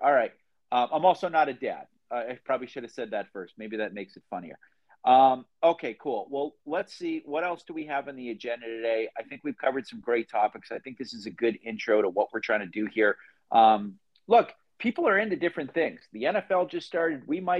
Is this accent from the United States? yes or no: yes; Phoenix, Arizona, United States; I'm from Phoenix, but right now I'm in Columbus, Ohio, because I have some work that brought me here.